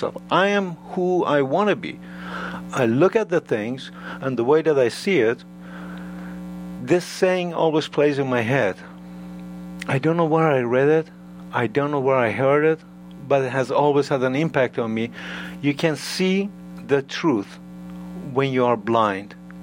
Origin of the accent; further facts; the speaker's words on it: Iran; now in United States; I'm from Iran